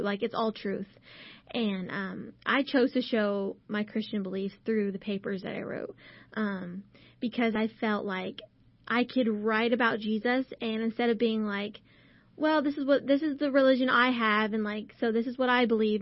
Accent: Burnet, Texas, United States; my hometown

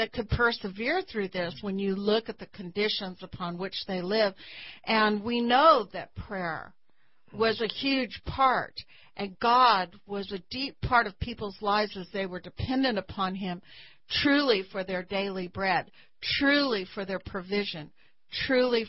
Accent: Texas, United States; as a Texan

